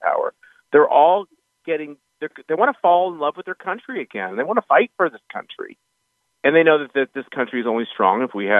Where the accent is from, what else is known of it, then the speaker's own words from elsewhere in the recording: Wichita, Kansas, United States; moved away; out in Wichita, my hometown